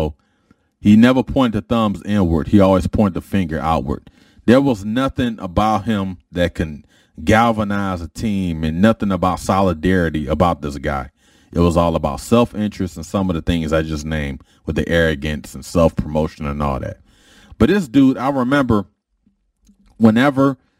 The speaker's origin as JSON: {"language": "English", "town": "Detroit", "region": "Michigan", "country": "United States", "said": "I was a dude from Detroit"}